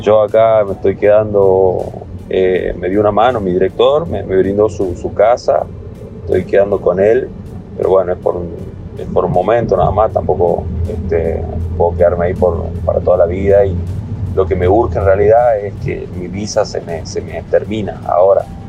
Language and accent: Spanish; Argentina; moved away as an adult; also born or lived in Miami, United States; now in Florida, United States; Quería volverme a Argentina